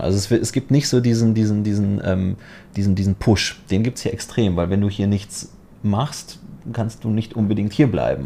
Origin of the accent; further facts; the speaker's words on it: Poland; also born or lived in Germany; now in Dubai, United Arab Emirates; ich komme auch aus Polen und ich kam nach Deutschland